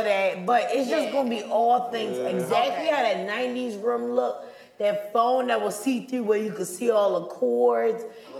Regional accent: Charlotte, North Carolina, United States; Born and raised in Charlotte, the boy.

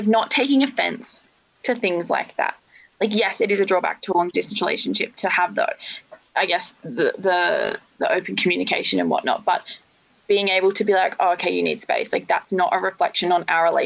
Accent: Australia; moved away; also born or lived in Canada; I'm Australian

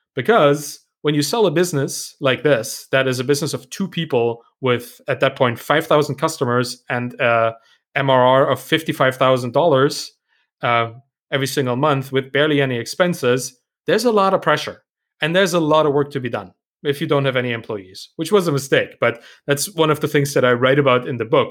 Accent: Germany; English is a second language; I'm also German and, uh, English may not be my, my first language.

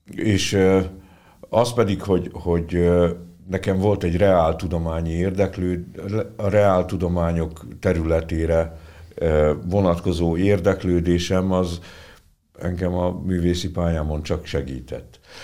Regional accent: Senta, Vojvodina, Serbia; also born or lived in Budapest, Hungary; now in Szolnok, Hungary; Zentára is nyilván a szülővárosomra, mert hát ugye az a szülővárosom

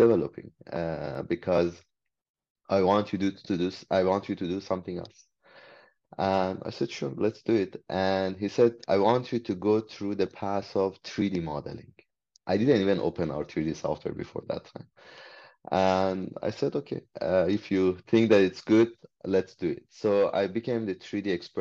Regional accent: Iran; English is a second language; moved away as an adult; now in Canada; when I came from Iran, I was a foreigner here. English was my second language

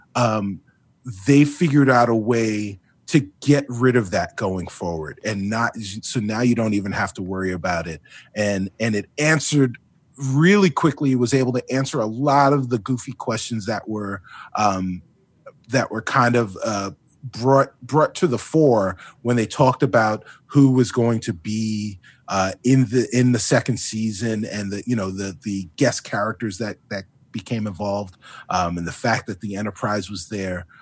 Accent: Long Island, New York, United States; also born or lived in South Bronx, New York; my parents and I, we, uh, we moved from the Bronx and, and wound up on Long Island in the eighties.

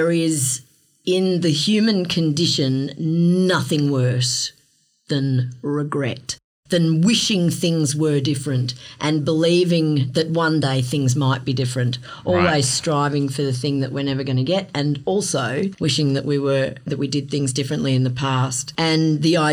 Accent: Melbourne, Victoria, Australia; I grew up in Melbourne

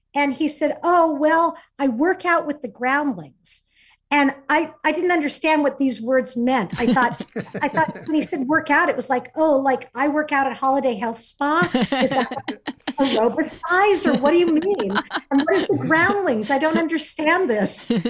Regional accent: Fullerton, California, United States; Fullerton, California

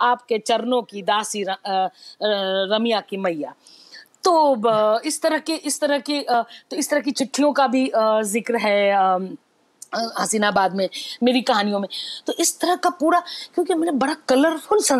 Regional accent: Vaishali district, Bihar, India; moved away as an adult; तो greater greater Mithilanchal है जिसमें एक छोटा सा है वैशाली मैं वैशाली जिले से

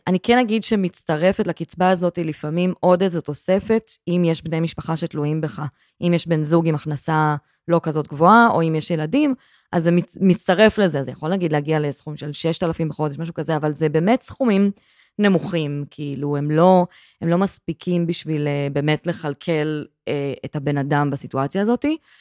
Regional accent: Gedera, Central District, Israel; גדלתי בגדרה

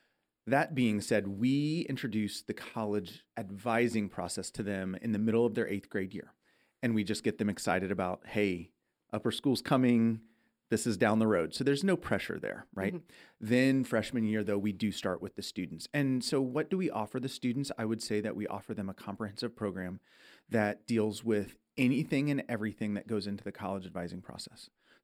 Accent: Midwest, United States; moved away; I'm from the Midwest.

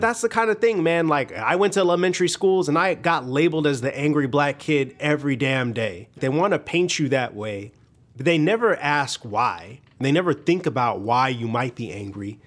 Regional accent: Hobart, Indiana, United States; I grew up in Northwest Indiana.

